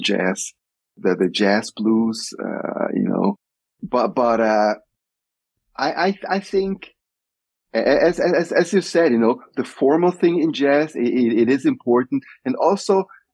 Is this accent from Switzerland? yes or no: yes; Switzerland; moved away as an adult; also born or lived in Nigeria / United States; growing up in Switzerland